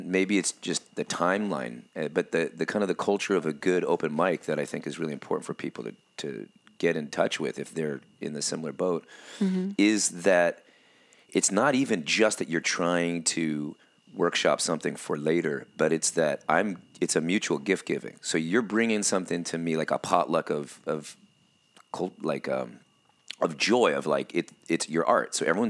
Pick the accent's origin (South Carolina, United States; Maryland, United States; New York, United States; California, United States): California, United States; growing up in Southern California during the high school years, with our trying to get our band to get noticed or something, in the 90s